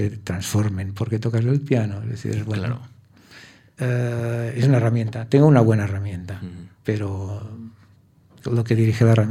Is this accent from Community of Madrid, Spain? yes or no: no; Catalonia, Spain; Soy catalán